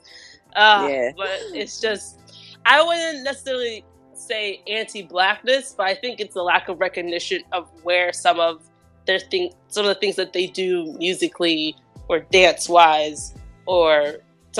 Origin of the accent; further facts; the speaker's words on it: United States; I'm from America